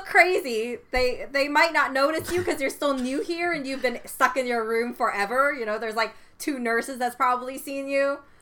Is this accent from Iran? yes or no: no; Canada; I am Canadian